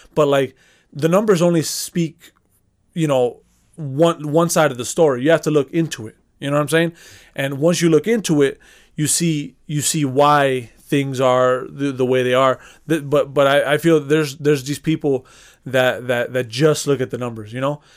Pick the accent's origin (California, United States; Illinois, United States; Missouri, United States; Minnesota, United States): Illinois, United States; Chicago; We, we grew up in Chicago. we grew up into a certain culture based off of the fact that, you know, the neighborhood that we grew up in. We already grew up in Chicago, grew up in the south side of Chicago.